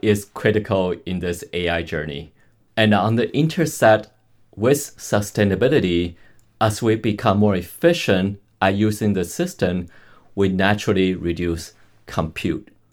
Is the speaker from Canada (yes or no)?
yes; Canada; I'm Canadian